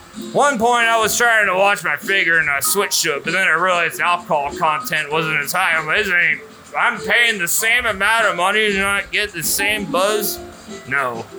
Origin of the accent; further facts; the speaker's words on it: Jupiter, Florida, United States; I'm from the best part of Florida. Like I told you earlier, because I was visiting from Jupiter. And once again, it's not the planet.